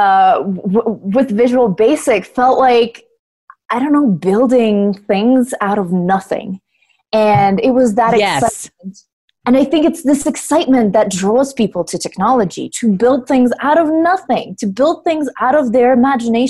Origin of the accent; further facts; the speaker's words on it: Russia; moved away as an adult; when I was growing up in Russia